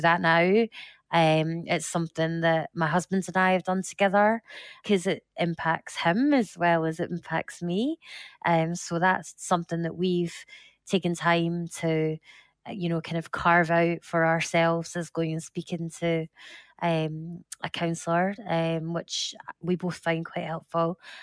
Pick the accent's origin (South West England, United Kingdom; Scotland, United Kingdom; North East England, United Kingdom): Scotland, United Kingdom; I'm Scottish